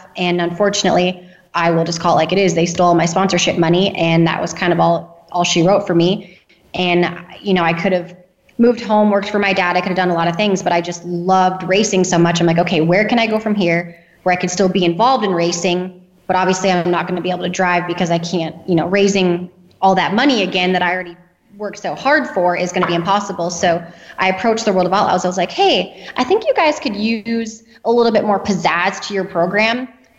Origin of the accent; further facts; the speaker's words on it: North Dakota, United States; I'm from North Dakota. So grew up racing go-karts around the North Dakota area.